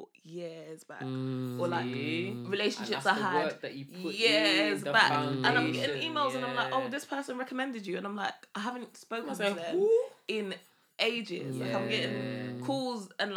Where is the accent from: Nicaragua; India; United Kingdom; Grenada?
United Kingdom; London; I'm from Hackney.